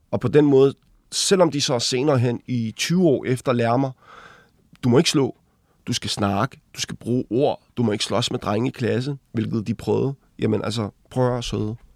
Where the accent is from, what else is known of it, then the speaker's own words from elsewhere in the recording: Glostrup, Capital Region of Denmark, Denmark; also born or lived in Dragør / Ringsted / Copenhagen; jeg er født på Glostrup Hospital i Danmark